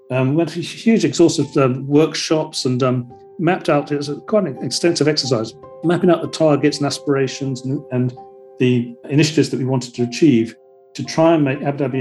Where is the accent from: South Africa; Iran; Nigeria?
Iran; born there; I was born in Iran, and my grandfather was out here as an ambassador general in Yemen